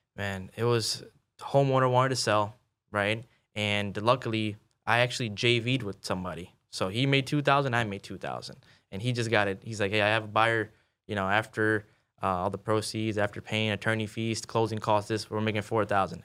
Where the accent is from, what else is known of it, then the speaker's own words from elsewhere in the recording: Chicago, Illinois, United States; moved away as an adult; also born or lived in Kansas City, Missouri; I'm born and raised in Chicago